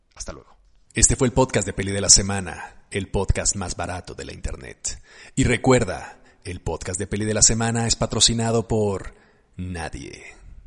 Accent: Mexico

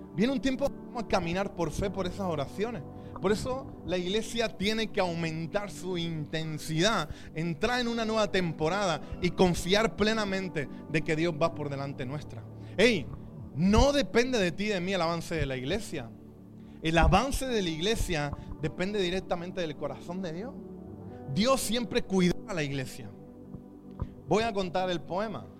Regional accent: Chipiona, Andalusia, Spain; mi pueblo, Chipiona, de dónde viene el langostino

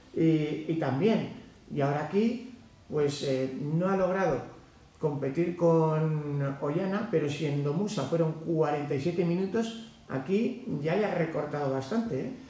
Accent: Navarre, Spain; now in Sierra de Guadarrama, Spain; siendo de origen navarro, eh, viviendo en el Guadarrama

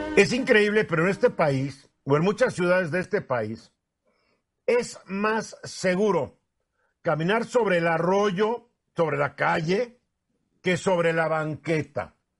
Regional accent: Mexico; somos machos mexicanos

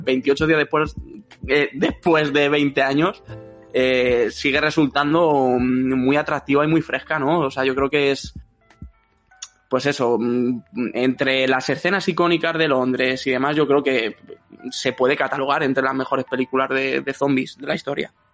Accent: Madrid, Community of Madrid, Spain; yo soy de Madrid

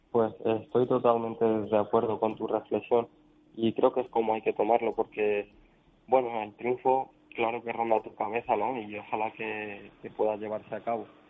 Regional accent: Daimiel, Castilla-La Mancha, Spain; ha sido en Daimiel, en mi pueblo, que he contado con, el apoyo y con el cariño de mis paisanos

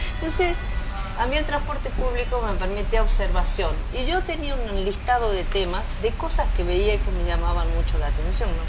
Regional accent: Tucumán, Argentina; moved away as an adult; also born or lived in Mexico; yo soy argentina. Yo nací en Argentina, en un sitio muy pequeñito al norte de, Argentina que se llama Tucumán

